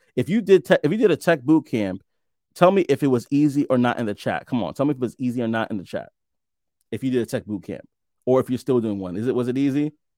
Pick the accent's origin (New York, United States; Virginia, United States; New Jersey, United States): New York, United States; New York City; moved away as an adult; I'm from Brooklyn as well. Born and raised most of my life before I moved out, out of the country.